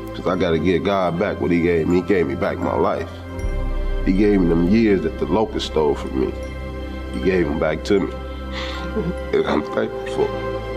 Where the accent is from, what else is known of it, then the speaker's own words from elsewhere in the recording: Los Angeles, California, United States; I was born and raised in Los Angeles, California. I grew up in the street gangs there